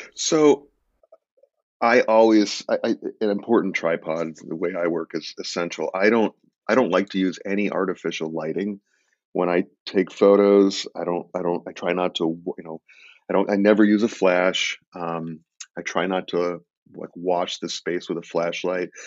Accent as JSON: {"language": "English", "region": "Illinois", "country": "United States", "tie": "born or raised there", "said": "I grew up in Illinois"}